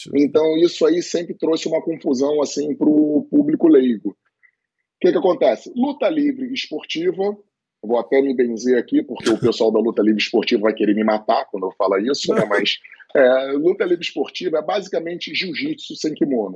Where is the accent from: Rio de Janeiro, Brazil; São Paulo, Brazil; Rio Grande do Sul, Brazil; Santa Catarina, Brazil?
Rio de Janeiro, Brazil; Niterói; treinando lá em Niterói, eu sou de Niterói